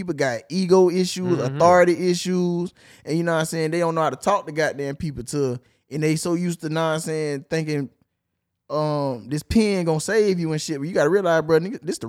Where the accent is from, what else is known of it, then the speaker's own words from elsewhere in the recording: Chicago, Illinois, United States; Man, you know what I'm from Chicago. I'm a GD, you know what I'm saying?